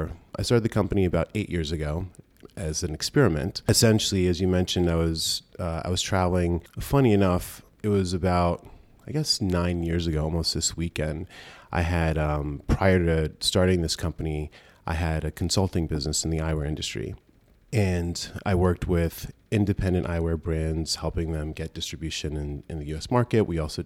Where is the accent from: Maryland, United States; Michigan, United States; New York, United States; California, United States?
New York, United States; New York City; I'm originally from New York.